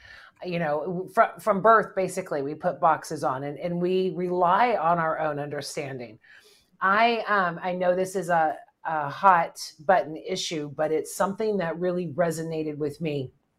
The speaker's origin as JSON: {"language": "English", "country": "United States", "said": "as an American"}